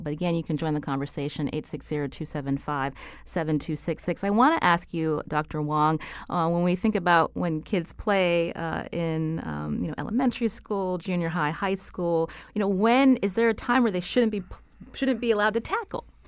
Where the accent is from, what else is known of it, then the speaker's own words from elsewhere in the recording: Pittsburgh, Pennsylvania, United States; I, I come from Pittsburgh